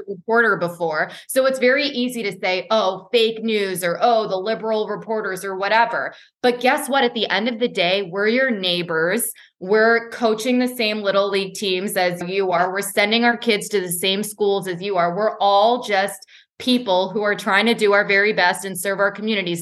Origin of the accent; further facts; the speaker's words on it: Boston, Massachusetts, United States; moved away; I was born and raised in Boston